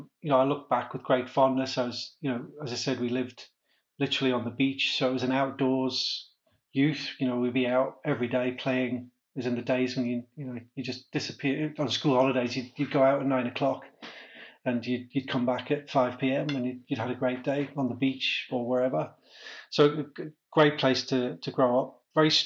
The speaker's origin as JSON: {"language": "English", "town": "Amble", "region": "North East England", "country": "United Kingdom", "tie": "born or raised there", "said": "Yeah, so Amble, or Amble by the Sea, as it was known when I was growing up, we've dropped the by the sea now, is a little fishing town, about 5,000 people on the northeast coast of England."}